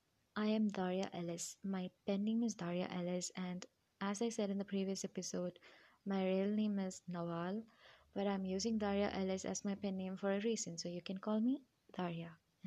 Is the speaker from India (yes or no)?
yes; Kerala, India; now in United Arab Emirates; I'm an Indian. I was born and brought up in UAE, but still I'm an Indian. I spent my 8 to 9 years in India, and I'm from Kerala. I miss my hometown.